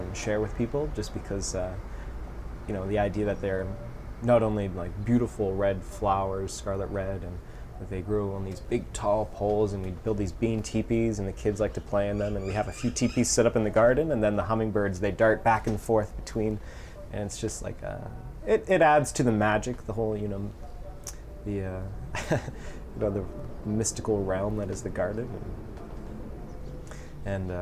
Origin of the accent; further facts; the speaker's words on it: Toronto, Ontario, Canada; I was born in Toronto, and we had an overflowing balcony garden.